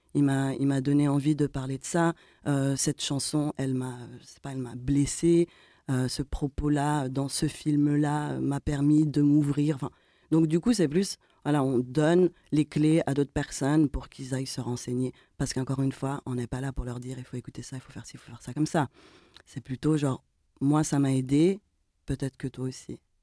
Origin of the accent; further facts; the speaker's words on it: Geneva, Switzerland; on est des trentenaires avec d'origines diverses et variées, mais surtout le point commun, c'est que on est de Genève